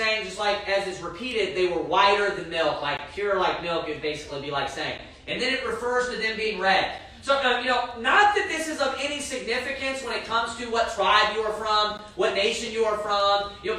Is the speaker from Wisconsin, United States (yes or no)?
no; Kentucky, United States; And I'm from Kentucky, for crying out loud.